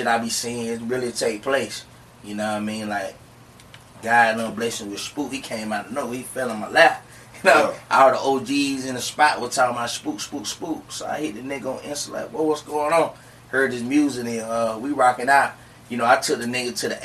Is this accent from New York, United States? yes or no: no; Bell, South Carolina, United States; I'm from Bell, South Carolina.